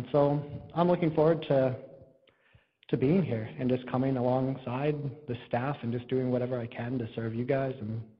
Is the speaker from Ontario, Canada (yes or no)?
yes; Sault Ste. Marie, Ontario, Canada; I'm originally from Sault Ste. Marie, Ontario, I guess I could say, sort of all over Ontario.